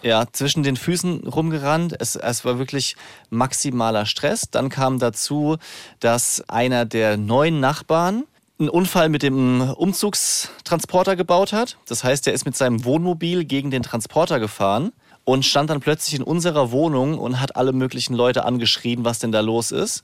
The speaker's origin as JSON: {"language": "German", "region": "Rhineland-Palatinate", "country": "Germany", "tie": "born or raised there", "accent": "Palatine", "moved": "yes", "lives_now": "Frankfurt, Germany", "said": "ich würde gerne hessisch oder pfälzisch, wo ich aufgewachsen bin, fließender sprechen"}